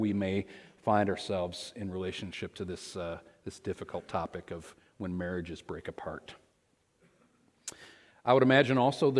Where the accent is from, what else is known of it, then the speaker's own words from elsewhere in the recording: Michigan, United States; moved away; also born or lived in Ohio; We were both born and raised in Michigan